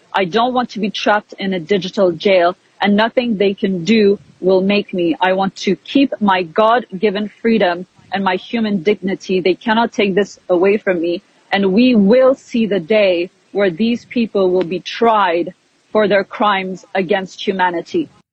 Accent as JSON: {"language": "English", "country": "Bosnia & Herzegovina", "tie": "born or raised there", "moved": "yes", "lives_now": "Canada", "said": "And I'm from Bosnia. So I was born in former Yugoslavia."}